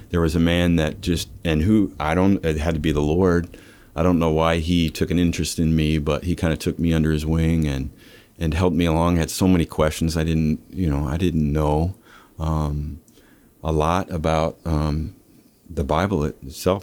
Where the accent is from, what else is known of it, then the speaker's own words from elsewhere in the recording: Lincoln, Nebraska, United States; I'm from, uh, uh, Nebraska. Lincoln